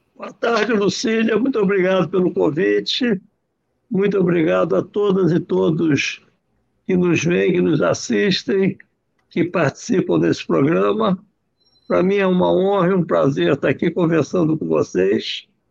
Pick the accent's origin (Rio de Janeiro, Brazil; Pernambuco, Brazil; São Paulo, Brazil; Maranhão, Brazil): Rio de Janeiro, Brazil; Eu nasci na Tijuca, na rua Adolfo Mota